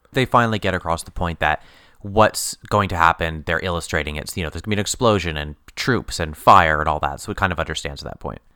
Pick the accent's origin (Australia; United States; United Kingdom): United Kingdom; England; We're, we're English